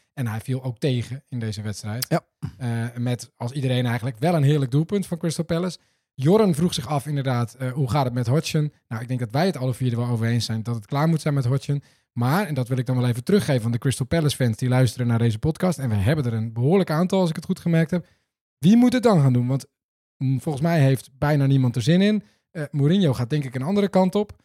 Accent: Netherlands; ons als Nederlanders

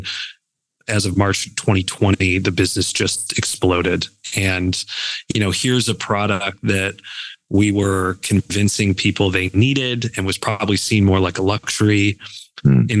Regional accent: Buffalo, New York, United States; now in Cleveland, United States; born and raised in Buffalo

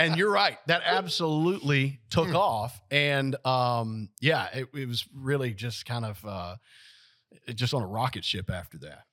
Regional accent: Lewisburg, Tennessee, United States; I was born and raised, uh, in Lewisburg

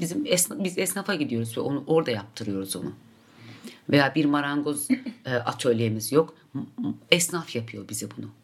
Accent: Mardin, Turkey; Mardin'de doğdum, Mardin'de yaşıyorum ve orada üretiyorum

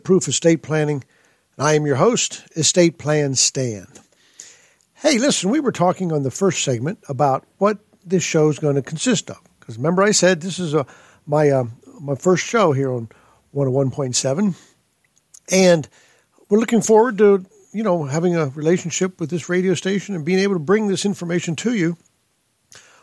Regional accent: Pittsburgh, Pennsylvania, United States; moved away as an adult; also born or lived in California; now in Pulaski, Tennessee, United States; I grew up in Pittsburgh, Pennsylvania, and I went to college there

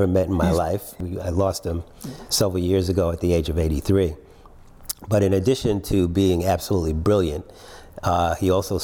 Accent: New York City, New York, United States; also born or lived in Trinidad and Tobago; now in Washington, D.C., United States; I live in Washington, D.C. I grew up in New York, so it was cold for a good part of the year.

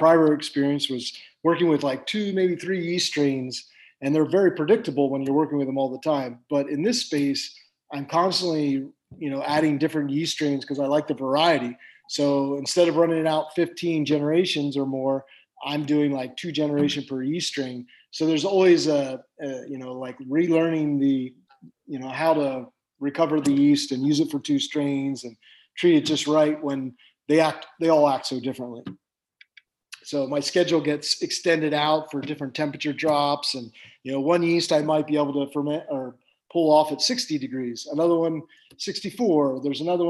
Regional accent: Pennsylvania, United States; also born or lived in New Jersey / Atlantic City; now in San Luis Obispo County, United States; I grew up in Pennsylvania and lived in Jersey and Atlantic City and all that area

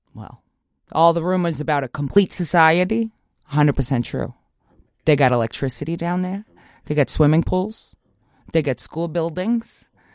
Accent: Long Island, New York, United States; I grew up in Long Island.

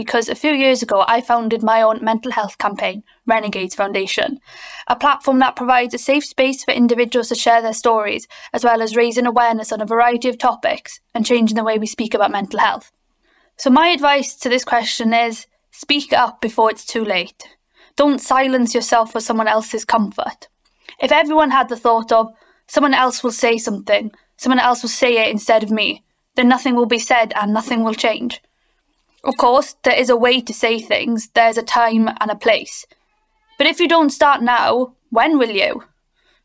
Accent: Llanelli, Wales, United Kingdom; I'm 23 years old and I'm from Llanelli

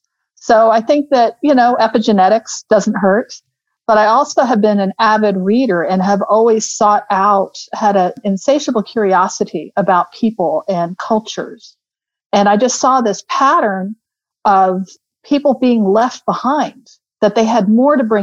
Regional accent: Houston, Texas, United States; also born or lived in London, United Kingdom; now in Austin, United States; growing up in Houston

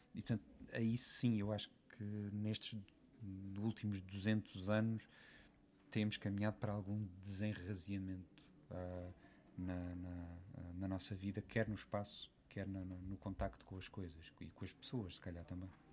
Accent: Lisbon area, Portugal; Eu não sou de Lisboa, apesar de ter, ter nascido na, na maternidade Alfredo da Costa, como metade de Portugal, mas uh, sempre vivi fora da cidade

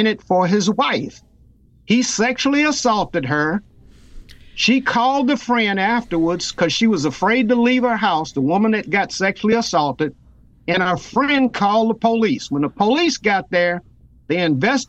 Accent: Louisiana, United States; near my hometown a voodoo cult

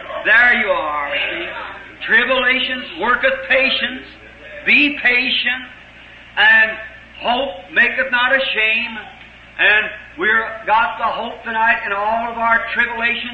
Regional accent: United States; us in America, as American Christians

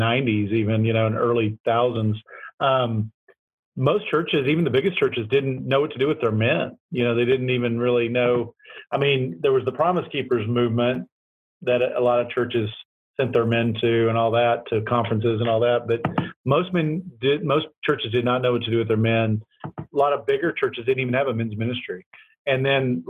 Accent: Tulsa, Oklahoma, United States; moved away; I'm from Tulsa

